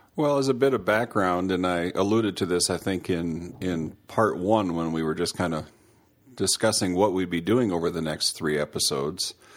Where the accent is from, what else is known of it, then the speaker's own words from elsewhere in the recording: Minnesota, United States; grew up in uh, country, like Trevor said, in the country part of Minnesota